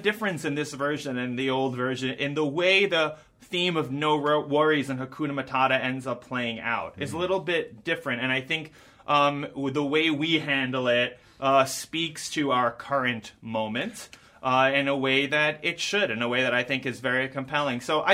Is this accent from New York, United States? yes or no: yes; New York, United States; I grew up in New York going to a ton of Broadway shows